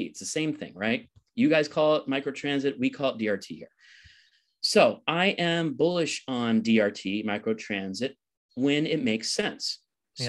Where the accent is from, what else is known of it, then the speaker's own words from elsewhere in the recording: Los Angeles, California, United States; moved away as an adult; now in Spain; my hometown of Los Angeles